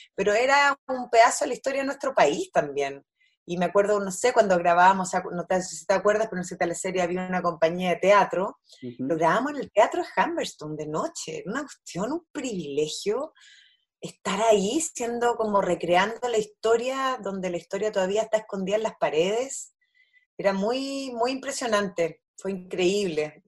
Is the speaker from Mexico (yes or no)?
no; Chile; also born or lived in Easter Island; yo soy chilena